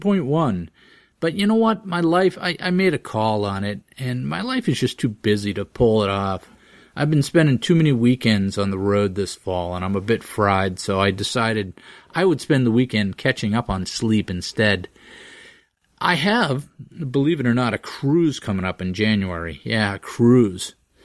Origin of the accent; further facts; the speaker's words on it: Groton, Massachusetts, United States; my hometown of Groton, Massachusetts.